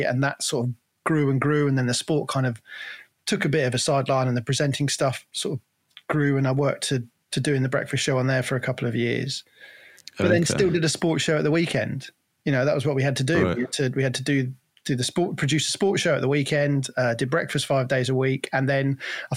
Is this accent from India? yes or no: no; Cornwall, South West England, United Kingdom; moved away as an adult; now in Worcestershire, United Kingdom; So I grew up in Cornwall. I was born in Cornwall and grew up there.